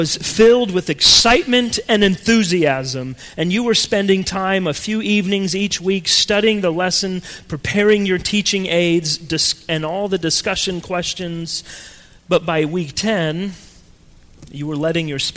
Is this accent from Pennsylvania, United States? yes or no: no; Colorado, United States; moved away; growing up in Colorado, and yes, it is pronounced Colorado, my family lived in a house that was on top of a very large hill